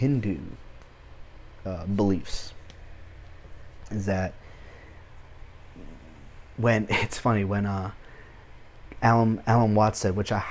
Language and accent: English; Mexico; moved away; I'm Hispanic. I was born in Mexico